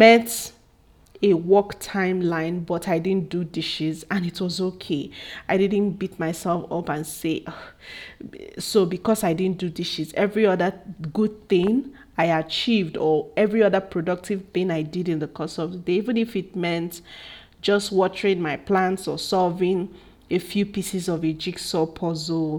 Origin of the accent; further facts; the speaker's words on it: Igbo, Igboland, Nigeria; especially from where I'm from. I'm Igbo, and we eat cassava well